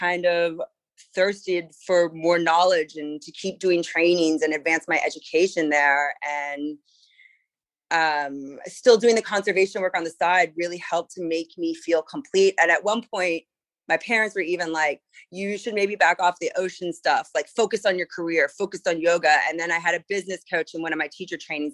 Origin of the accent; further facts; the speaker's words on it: Charleston, South Carolina, United States; moved away as an adult; also born or lived in East Coast; now in San Francisco, United States; I moved from Charleston, South Carolina, grew up on the East Coast, to San Francisco.